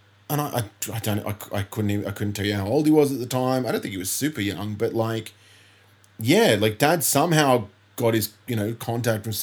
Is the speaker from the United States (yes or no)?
no; Bellingen, New South Wales, Australia; also born or lived in Coffs Harbour; the town that I kind of would cite as my hometown is Bellingen.